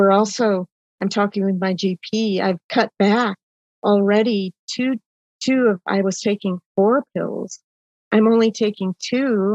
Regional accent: Oshkosh, Wisconsin, United States; Well, and I grew up in Wisconsin. I was born in Oshkosh, Wisconsin

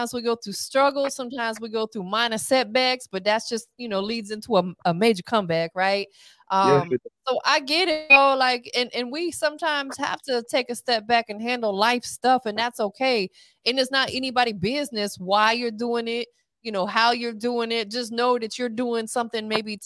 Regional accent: Tampa, Florida, United States; I'm from Florida, you know what I'm saying? I'm from the 813, you know what I'm saying? Tampa

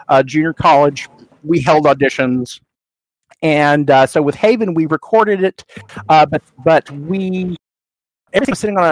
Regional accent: Sand Springs, Oklahoma, United States; I grew up in Oklahoma.

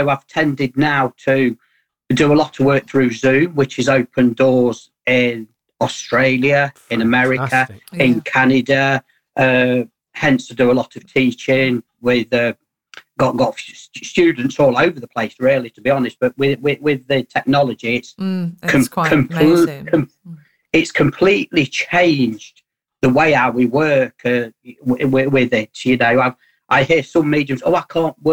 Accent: Burton-on-Trent, West Midlands, United Kingdom; I am from Burton-on-Trent.

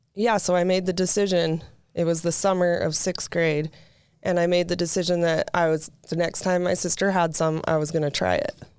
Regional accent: St. George, Utah, United States; also born or lived in Pleasant Grove, Utah / Provo, Utah; when we moved to Saint George when I was in first grade, um, we lived out in Ivins

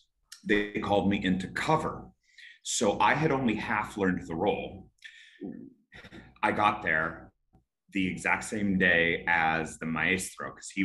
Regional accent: California, United States; I'm from California, so like.

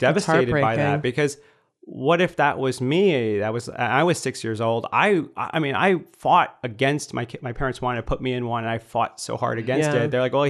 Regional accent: United States; I would say, well, I'm from Michigan or Illinois. And they'd go, no, where are you from? And I go, Michigan?

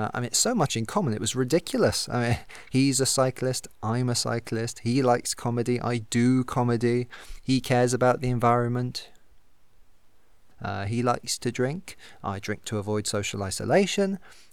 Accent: Thrupp, South West England, United Kingdom; so thank God I didn't try it in my hometown of Stroud. Thrupp, sorry.

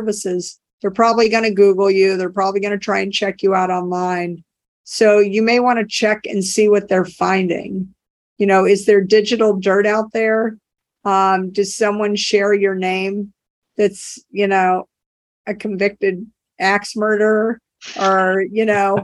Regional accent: New Orleans, Louisiana, United States; now in Cambridge, United States; I grew up in New Orleans and we worked with a company down there before Katrina

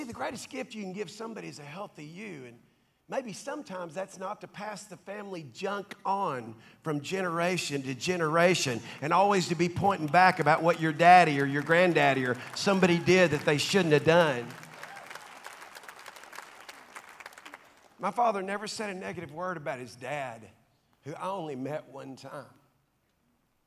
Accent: Dallas, Texas, United States; I grew up in South Dallas, in Oak Cliff, Cockrell Hill, to be specific

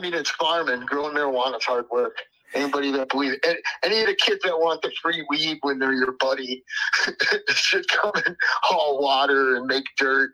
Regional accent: Wisconsin, United States; we're from Wisconsin.

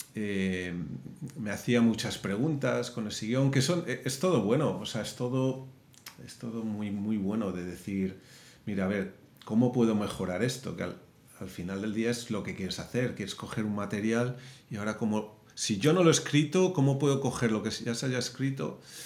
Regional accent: Madrid, Community of Madrid, Spain; moved away as an adult; also born or lived in Las Palmas, Canary Islands / San Francisco / Portland; now in Los Angeles, United States; nací en Canarias, pero, pero crecí en Madrid. Ya. Fue ahí en donde estuve hasta que tenía 18 años.

